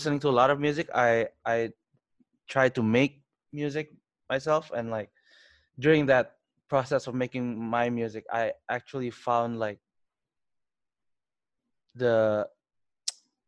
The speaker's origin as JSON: {"language": "English", "town": "Tangerang", "region": "Banten", "country": "Indonesia", "tie": "born or raised there", "also_born_or_lived": "Kuningan / Kemang, Jakarta / Melbourne, Australia / Shoreline, Washington, United States", "said": "I grew up in a suburb, like an hour from Jakarta, Lippo Karawaci. And I grew up here since like 5. But I was born in Kuningan"}